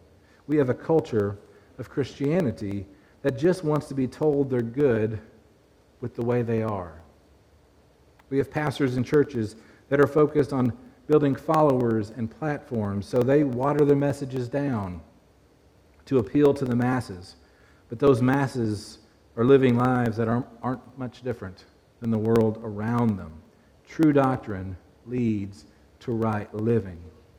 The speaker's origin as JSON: {"language": "English", "town": "Glasgow", "region": "Scotland", "country": "United Kingdom", "tie": "born or raised there", "moved": "yes", "said": "So I grew up in Glasgow. Many of you know that, and don't hold it against me."}